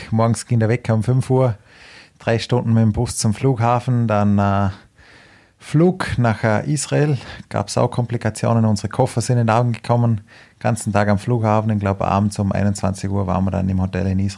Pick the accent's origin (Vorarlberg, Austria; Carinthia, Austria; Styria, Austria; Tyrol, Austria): Vorarlberg, Austria; Hohenems; born there; Ja, ich immer nach Hohenems, wo ich geboren bin, sind so 20 Kilometer nach Bregenz.